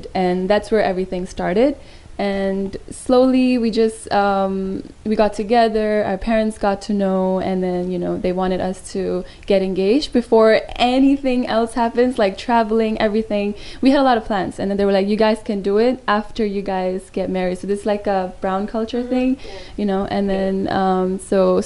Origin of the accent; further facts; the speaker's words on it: Hong Kong; I'm actually Hong Kong-born Indian